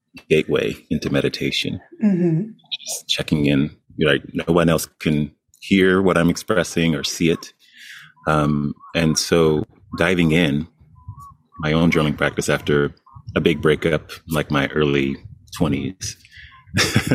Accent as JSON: {"language": "English", "town": "Dallas", "region": "Texas", "country": "United States", "tie": "born or raised there", "said": "I'm from Texas, Dallas area originally. Coming up in the South"}